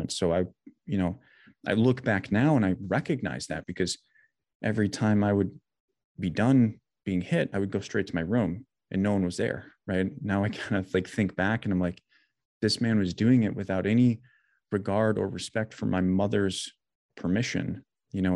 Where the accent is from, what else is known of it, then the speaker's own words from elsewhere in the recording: Janesville, Wisconsin, United States; now in Brookfield, United States; I was born and raised in Janesville, which is like central South Wisconsin.